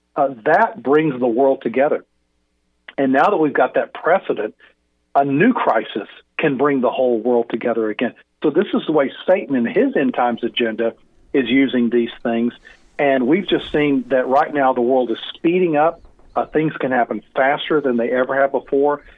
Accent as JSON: {"language": "English", "country": "United States", "said": "we as American Christians"}